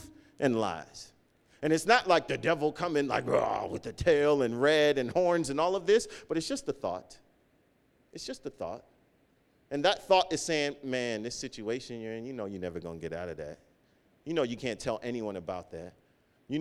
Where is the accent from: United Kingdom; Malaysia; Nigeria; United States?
Nigeria; growing up in church and being African, being Nigerian, or just being in my family